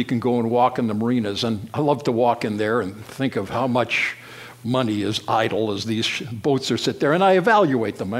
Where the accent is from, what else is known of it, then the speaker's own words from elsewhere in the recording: Vancouver, British Columbia, Canada; I was brought up in Vancouver, British Columbia